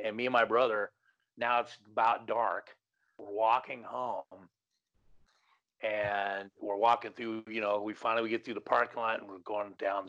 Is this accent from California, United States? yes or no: yes; Los Angeles, California, United States; I grew up in Canoga Park